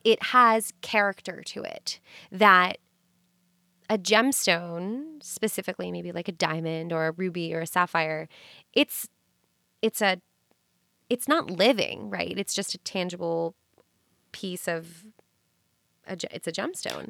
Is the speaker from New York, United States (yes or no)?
yes; New York City, New York, United States; I'm from New York City and I am inundated with people all day